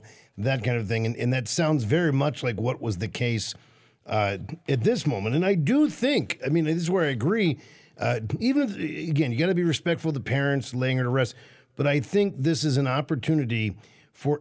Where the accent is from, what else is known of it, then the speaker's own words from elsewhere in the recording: Washington, District of Columbia, United States; now in Midwest, United States; I grew up in Washington, D.C., in the nation's capital